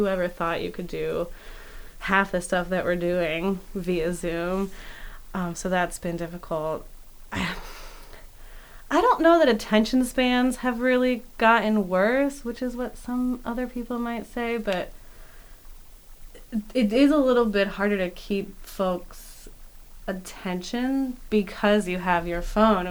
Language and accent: English; Philadelphia, Pennsylvania, United States; moved away as an adult; now in York, United States; I grew up in Philadelphia